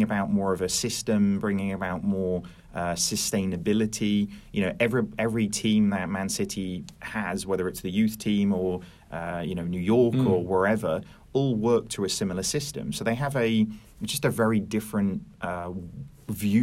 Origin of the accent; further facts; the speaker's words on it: Norwich, East of England, United Kingdom; I'm not originally from Norwich. I moved there when I was 5.